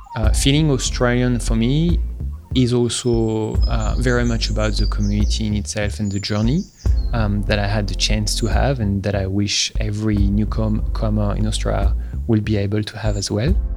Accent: Paris, Île-de-France, France; moved away; I was born in Paris uh, in 1981 in a very, uh, I guess, romantic place of Paris in Montmartre

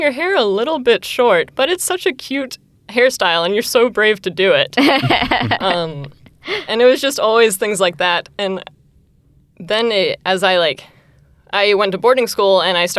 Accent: Tuscaloosa, Alabama, United States; also born or lived in Mobile, Alabama; I was born and raised in Tuscaloosa, but I did not spend my entire life in Tuscaloosa. I spent the last 2 years of high school at a boarding school in Mobile, Alabama

